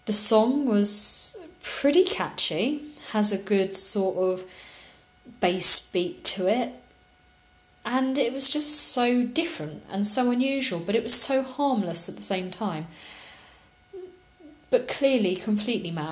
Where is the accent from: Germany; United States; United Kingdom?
United Kingdom; I'm British.